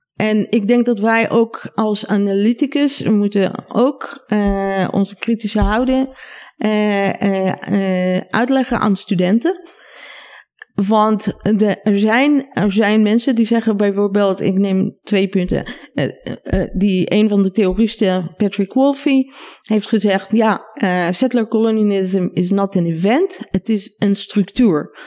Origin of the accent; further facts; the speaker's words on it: Israel; Dutch is a second language; moved away as an adult; now in Netherlands; Mijn eigen stad, waar ik opgegroeid ben